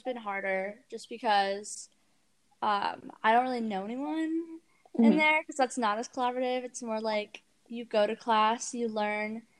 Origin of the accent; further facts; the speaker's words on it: Granite Bay, California, United States; Granite Bay is a really small town outside of Sacramento